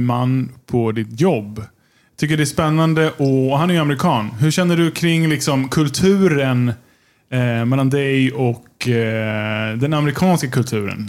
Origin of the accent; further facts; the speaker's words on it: Sweden; now in United States; som svensk